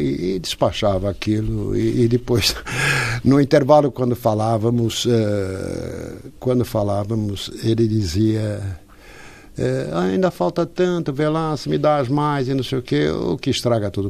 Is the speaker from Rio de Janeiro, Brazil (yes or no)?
no; São Paulo, Brazil; accent: Brazilian; moved away as an adult; also born or lived in Portugal / Lisbon; now in Porto, Portugal; Eu fui para o Brasil, eu não tinha três anos ainda. Tinha dois anos de idade.